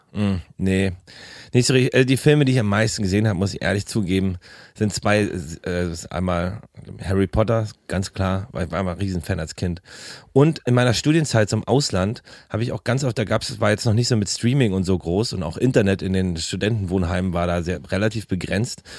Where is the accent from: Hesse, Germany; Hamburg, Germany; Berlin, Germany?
Berlin, Germany; wenn ich mich nach Karlshorst fahre. Äh, so, wo ich, wo ich aufgewachsen bin